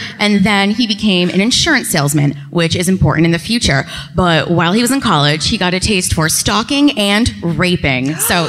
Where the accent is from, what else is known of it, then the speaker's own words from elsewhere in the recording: Norwich, Connecticut, United States; also born or lived in Colchester, Connecticut; I'm from Norwich, Connecticut. Okay. I live in Colchester. If you're from the East Coast, I live near Mohegan Sun.